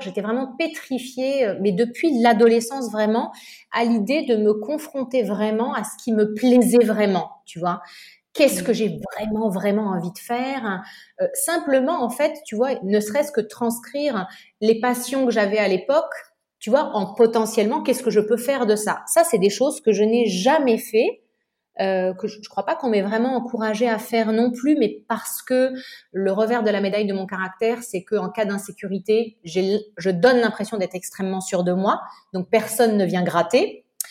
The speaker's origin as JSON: {"language": "French", "town": "Nice", "region": "Provence-Alpes-Côte d'Azur", "country": "France", "tie": "born or raised there", "also_born_or_lived": "Paris", "moved": "as an adult", "said": "j'ai grandi à Nice"}